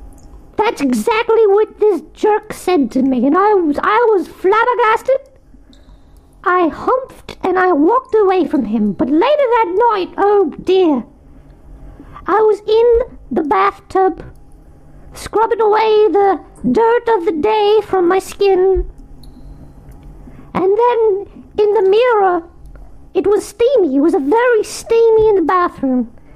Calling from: Manchester, North West England, United Kingdom; Hi, Nick the Rat. … I'm calling you from Manchester.

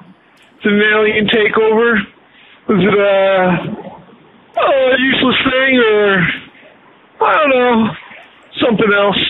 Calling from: Utah, United States; Well, I'm calling you from Utah.

